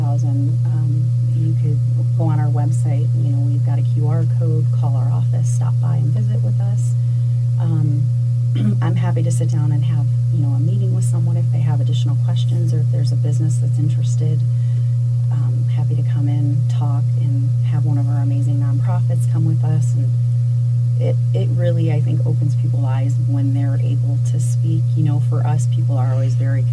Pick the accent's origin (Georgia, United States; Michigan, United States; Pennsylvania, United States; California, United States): Michigan, United States; Detroit; moved away; I'm originally from Detroit, Michigan